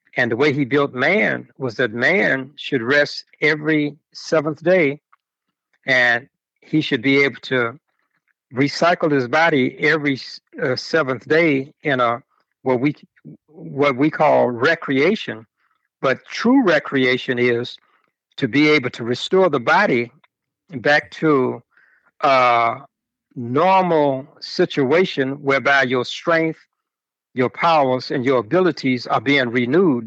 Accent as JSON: {"language": "English", "town": "Chicago", "region": "Illinois", "country": "United States", "tie": "born or raised there", "said": "growing up in Chicago"}